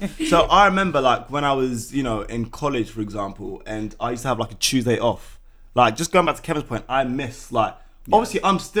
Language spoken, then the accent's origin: English; London, United Kingdom; I come from Peckham, so... For those of you that don't know, Peckham's in Southeast London